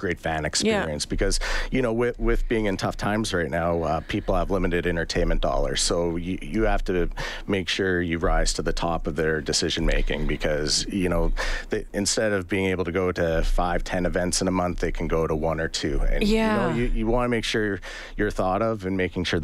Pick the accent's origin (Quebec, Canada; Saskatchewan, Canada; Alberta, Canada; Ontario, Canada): Alberta, Canada; Edmonton; I grew up in Edmonton, born and raised